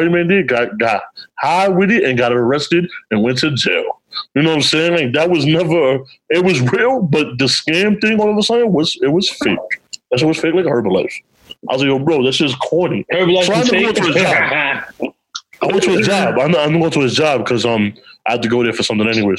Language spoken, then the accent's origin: English; New York City, New York, United States; also born or lived in the Bronx; I'm from Harlem